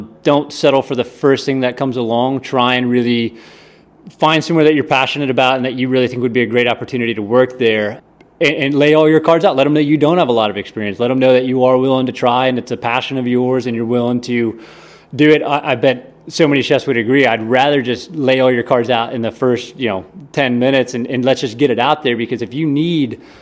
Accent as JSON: {"language": "English", "town": "Hobe Sound", "region": "Florida", "country": "United States", "tie": "born or raised there", "also_born_or_lived": "Tampa", "said": "It's a real small beach town called Hobe Sound, Florida"}